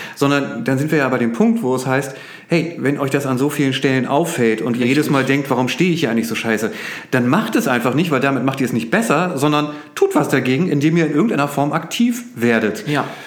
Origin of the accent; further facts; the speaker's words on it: Oldenburg, Lower Saxony, Germany; als Oldenburger